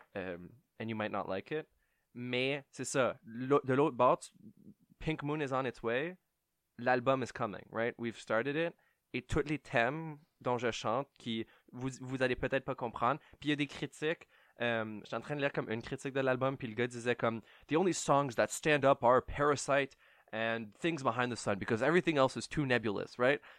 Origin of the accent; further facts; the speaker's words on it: Ottawa, Ontario, Canada; je viens d'Ottawa. Euh, je suis franco-ontarien, je ne suis pas new-yorkais